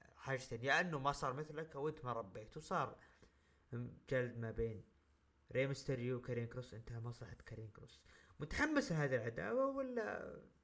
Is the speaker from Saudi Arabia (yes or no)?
yes; Saudi Arabia; عندنا بالسعوديه